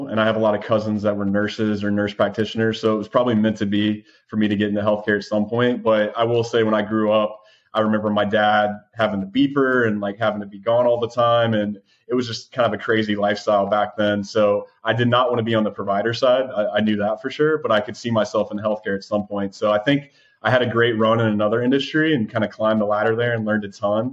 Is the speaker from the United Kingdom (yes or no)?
no; Ohio, United States; moved away as an adult; also born or lived in Georgia; So originally grew up in Ohio